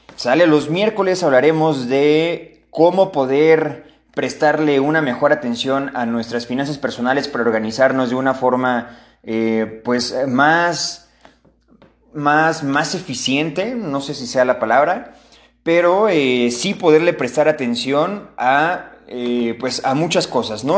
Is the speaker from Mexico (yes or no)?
yes; Mexico; a todos como mexicanos